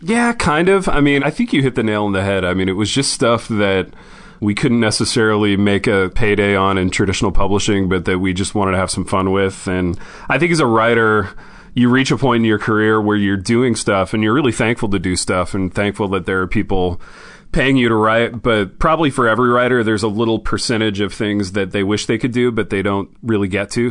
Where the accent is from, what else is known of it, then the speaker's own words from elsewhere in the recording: Indiana, United States; I grew up in Indiana